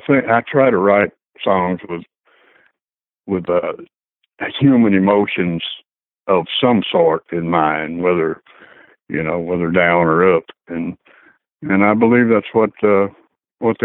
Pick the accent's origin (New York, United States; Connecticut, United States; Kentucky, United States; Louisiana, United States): Louisiana, United States; Alexandria; also born or lived in West Coast; now in Nashville, United States; I grew up in Alexandria, Louisiana